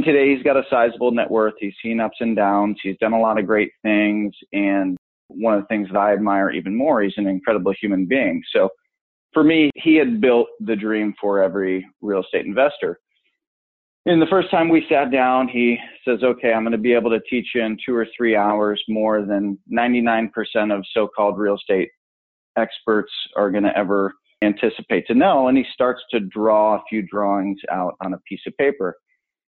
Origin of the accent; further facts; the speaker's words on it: Buffalo, New York, United States; now in Orange County, California, United States; I grew up right outside of Buffalo, New York